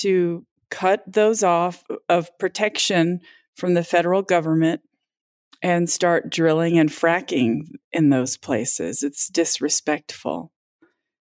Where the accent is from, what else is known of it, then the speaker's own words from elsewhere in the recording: Southwest, United States; I'm from the Southwest